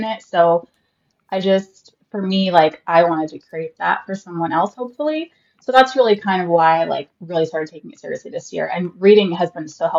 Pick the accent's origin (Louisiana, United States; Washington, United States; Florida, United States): Florida, United States; Central; also born or lived in Arizona; I'm from a small town in Central Florida, like not even an hour north of Tampa. I have lived here pretty much all my life